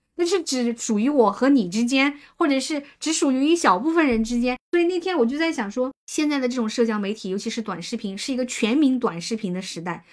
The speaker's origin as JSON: {"language": "Chinese", "region": "Hunan", "country": "China", "said": "我作为一个湖南人， 这个湖南人的普通话我是从小"}